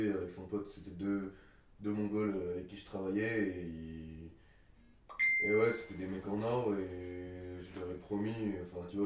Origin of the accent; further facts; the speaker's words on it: France; j'ai 24 ans, je suis français